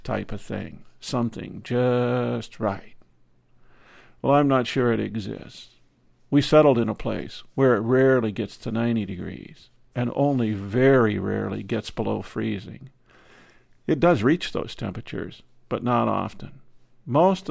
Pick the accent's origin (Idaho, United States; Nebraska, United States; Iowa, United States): Iowa, United States; moved away; We grew up in Iowa